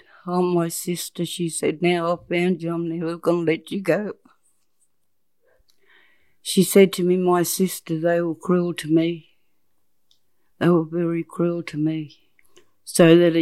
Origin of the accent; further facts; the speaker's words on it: Kew, New South Wales, Australia; I come from Crewa. Crewa's my hometown